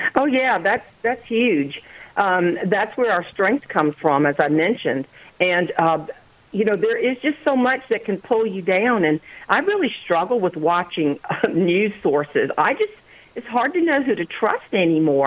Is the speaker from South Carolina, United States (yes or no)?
yes; Charleston, South Carolina, United States; now in Johnston, United States; I'm a Charlestonian by birth.